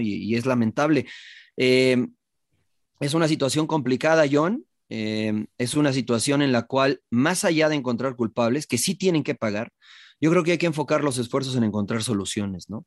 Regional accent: Mexico City, Mexico; moved away; yo viví, crecí en la Ciudad de México

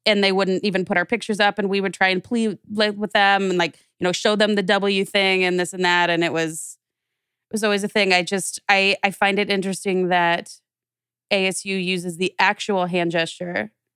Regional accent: Wichita, Kansas, United States; moved away as an adult; also born or lived in Nebraska; now in Phoenix, United States; growing up in, in Wichita, and I stayed in Wichita for college, and I was there until I came out here to Phoenix

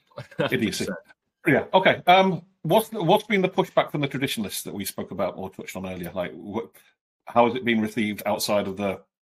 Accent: United Kingdom; now in United States; as a Brit, as an outsider

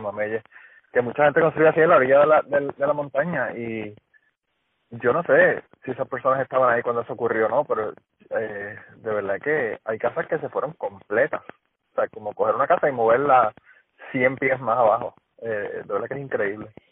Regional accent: Utuado, Puerto Rico; Utuado, que es donde yo vivía, yo soy de Utuado

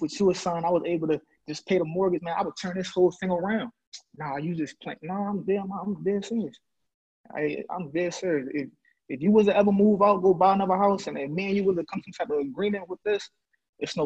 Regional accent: Philadelphia, Pennsylvania, United States; I'm from Logan, east side of Big Zach. Growing up, you know, it was apartments

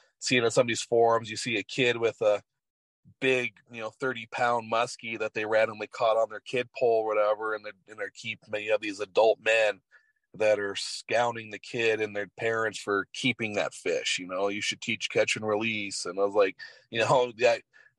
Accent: Southeast Alaska, United States; moved away; also born or lived in Wyoming; I grew up in Southeast Alaska

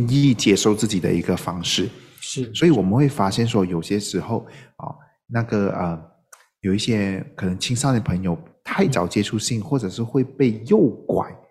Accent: Malaysia; 我们马来西亚华人

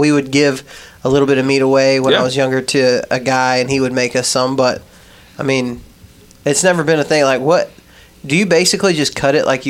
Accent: Texas, United States; So when I was growing up in West Texas, a lot of times, like the little Mexican ladies that we went to church with or whatever, they would make us jerky

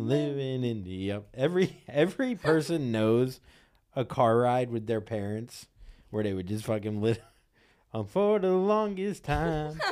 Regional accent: Florida, United States; moved away; I grew up in Florida, which was so hum-, humid

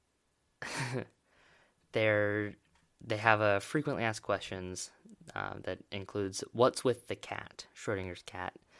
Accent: Oregon, United States; my home state, Oregon

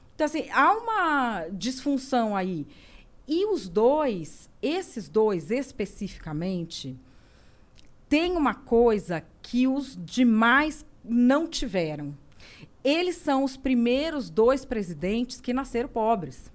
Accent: Santo André, São Paulo, Brazil; now in Cotia, Brazil; eu sou nascida em Santo André

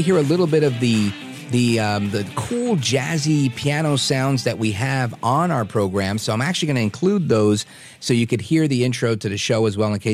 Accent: New York City, New York, United States; I grew up in Brooklyn

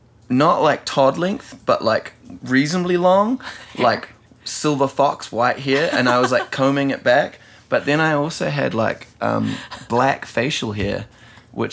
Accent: New Zealand; And I know that's probably like a mortal sin as a Kiwi to insult Peter Jackson, yeah.

